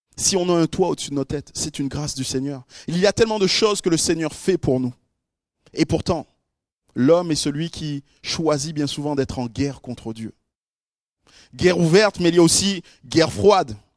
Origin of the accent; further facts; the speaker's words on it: Guadeloupe; chez moi en Guadeloupe, qui est une toute petite île perdue là au, milieu de l'océan Atlantique